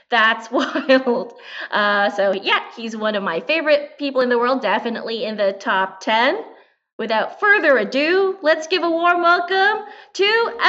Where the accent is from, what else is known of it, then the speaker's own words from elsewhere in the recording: Philippines; so, first thing, I am a Filipina. I am a comedian.